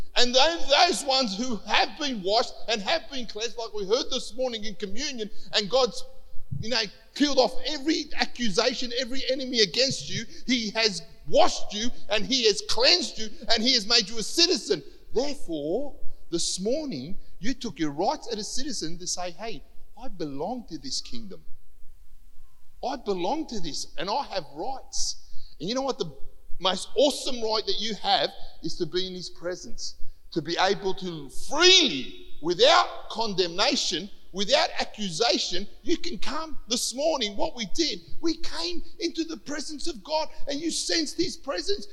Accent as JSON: {"language": "English", "country": "Cyprus", "tie": "born or raised there", "moved": "yes", "lives_now": "Australia", "said": "I wasn't born here, right? I was born in Cyprus"}